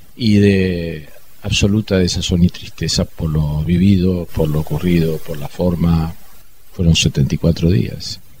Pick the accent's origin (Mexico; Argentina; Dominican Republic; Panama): Argentina; como argentino